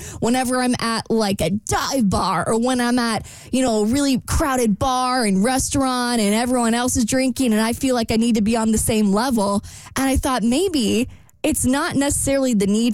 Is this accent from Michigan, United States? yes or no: no; Jacksonville, Florida, United States; moved away; this really fun part of town in my hometown